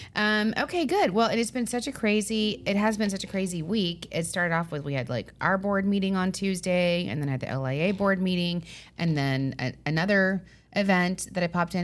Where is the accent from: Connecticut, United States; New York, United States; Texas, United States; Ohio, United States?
New York, United States; Long Island; We're from Long Island, so we say, "How you doing? How you doing?"